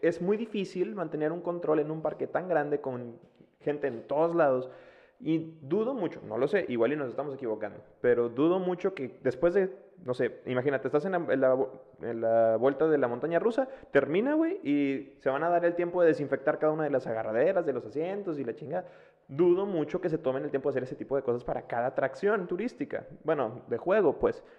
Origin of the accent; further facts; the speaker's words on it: Monterrey, Nuevo León, Mexico; nosotros que somos de Monterrey